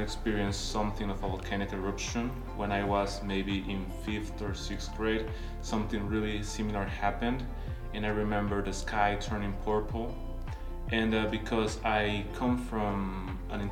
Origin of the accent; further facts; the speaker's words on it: Guatemala; moved away; I'm from Guatemala